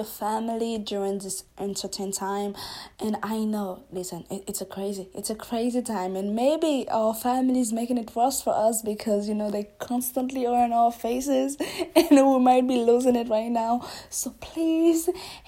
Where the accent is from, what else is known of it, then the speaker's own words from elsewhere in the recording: Haiti; I'm from Haiti as well